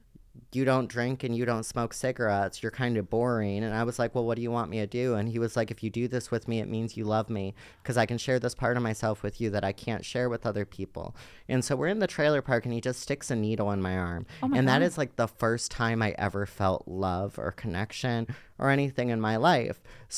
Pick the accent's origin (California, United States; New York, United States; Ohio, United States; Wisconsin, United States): Ohio, United States; Cleveland; And no one accepted me in my hometown of Cleveland, Ohio.